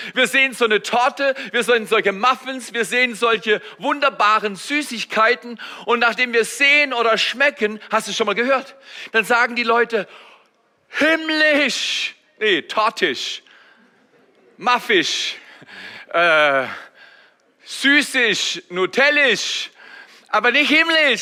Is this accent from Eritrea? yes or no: no; Germany; als Deutsche